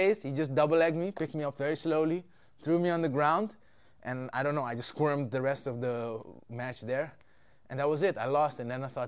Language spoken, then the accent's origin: English; Amsterdam, North Holland, Netherlands; also born or lived in Suriname; My mom moved here when I was 5, and now I'm here